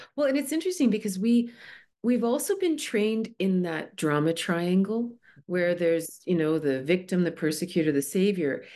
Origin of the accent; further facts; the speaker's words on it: Toronto, Ontario, Canada; moved away as an adult; I grew up in Toronto